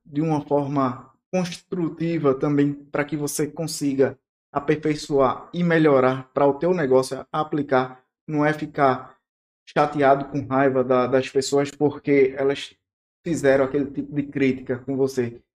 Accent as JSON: {"language": "Portuguese", "town": "Recife", "region": "Pernambuco", "country": "Brazil", "tie": "born or raised there", "also_born_or_lived": "Petrolina, Pernambuco", "moved": "yes", "lives_now": "Porto Velho, Brazil", "said": "eu sou recifense, cresci no litoral, mas morei oito anos em Petrolina, sertão do Pernambuco"}